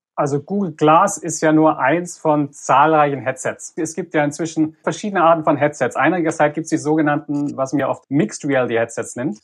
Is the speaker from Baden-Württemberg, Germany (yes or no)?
yes; Reutlingen, Baden-Württemberg, Germany; moved away as an adult; also born or lived in Leipzig; now in Stanford, United States; gebürtiger Reutlinger im Schwabenland